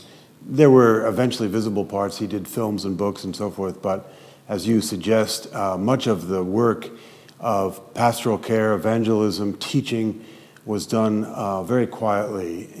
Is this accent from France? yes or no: yes; Paris, Île-de-France, France; also born or lived in United States / Switzerland; now in Philadelphia, United States; I grew up in Paris, spent some of my schooling in the States. My parents moved to Switzerland, and so that was home for a while.